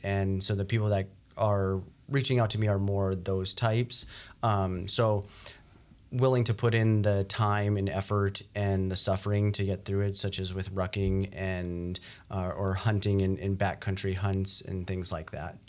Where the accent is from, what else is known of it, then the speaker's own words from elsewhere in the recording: New Mexico, United States; moved away as an adult; now in North Dakota, United States; I grew up in New Mexico